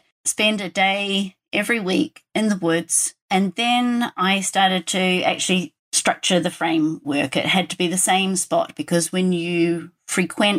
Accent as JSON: {"language": "English", "country": "New Zealand", "tie": "born or raised there", "moved": "yes", "said": "I grew up in New Zealand and I was a nature kid"}